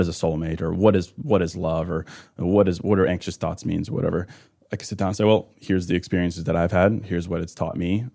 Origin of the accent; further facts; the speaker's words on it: Midwest, United States; also born or lived in Chicago; I'm a Midwesterner